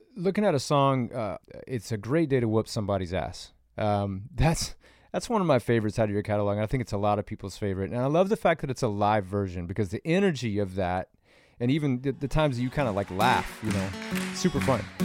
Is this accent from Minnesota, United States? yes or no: no; Nashville, Tennessee, United States; now in California, United States; I grew up in Nashville, and growing up in the South